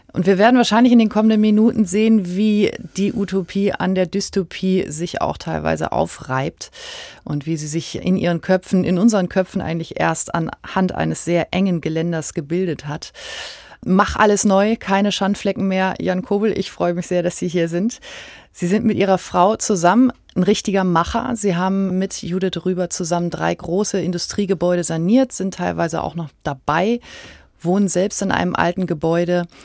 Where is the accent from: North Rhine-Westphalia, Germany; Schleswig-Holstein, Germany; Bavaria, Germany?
Schleswig-Holstein, Germany; Quickborn area; Ich komme aus der Gegend